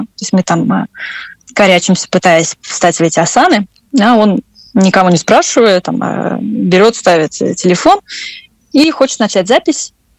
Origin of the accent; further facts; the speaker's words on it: Russia; moved away as an adult; also born or lived in France / Scotland; я родилась в России